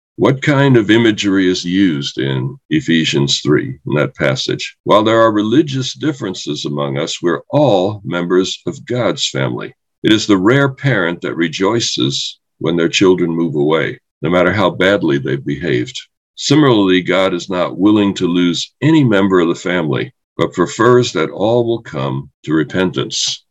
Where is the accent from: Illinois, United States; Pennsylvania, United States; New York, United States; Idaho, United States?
New York, United States; New York City; I grew up in New York City